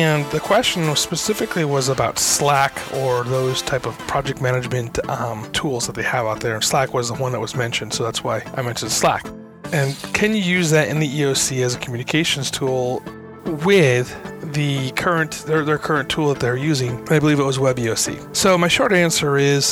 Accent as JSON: {"language": "English", "region": "New York", "country": "United States", "moved": "yes", "lives_now": "Southern California, United States", "said": "I'm from New York originally"}